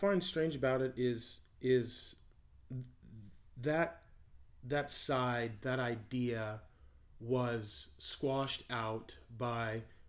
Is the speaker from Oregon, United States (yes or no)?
yes; Canby, Oregon, United States; born or raised there